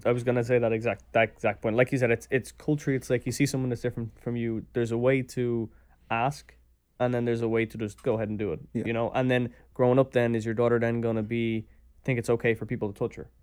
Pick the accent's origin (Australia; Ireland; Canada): Ireland; as an Irish person